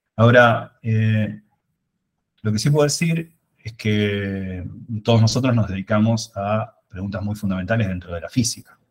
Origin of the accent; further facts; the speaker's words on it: Buenos Aires, Argentina; moved away; Yo soy de Buenos Aires.